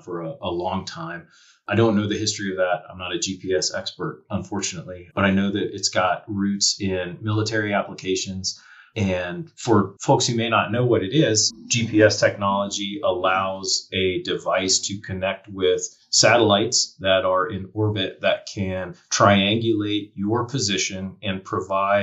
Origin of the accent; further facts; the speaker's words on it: Charlotte, North Carolina, United States; moved away as an adult; also born or lived in Asheville, North Carolina; now in Montana, United States; I grew up in North Carolina. So I grew up in Charlotte, South Central North Carolina